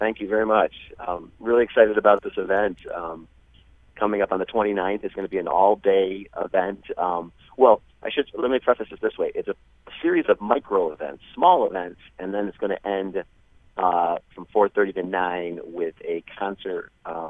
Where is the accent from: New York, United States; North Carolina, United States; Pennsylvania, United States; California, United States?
New York, United States; Frewsburg; moved away as an adult; now in Buffalo, United States; I'm originally from Frewsburg, New York, but have been living up in Buffalo for about 25 years. I'm down in Jamestown several times a month. My family still lives there